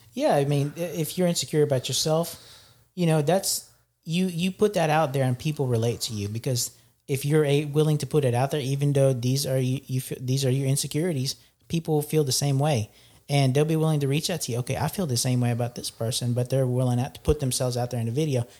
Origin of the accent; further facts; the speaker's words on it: Philippines; I'm from the Philippines